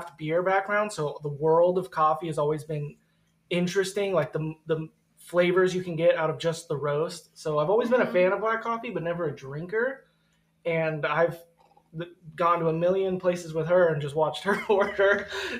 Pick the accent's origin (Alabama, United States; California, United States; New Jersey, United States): California, United States; Poway; We grew up in Poway